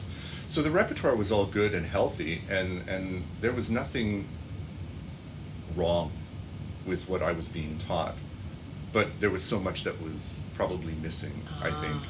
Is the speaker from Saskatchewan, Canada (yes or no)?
yes; Regina, Saskatchewan, Canada; also born or lived in Germany; I grew up in Regina